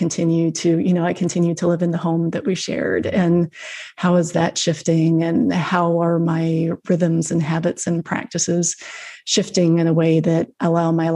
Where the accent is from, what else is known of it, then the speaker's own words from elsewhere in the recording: the South, United States; I grew up in the South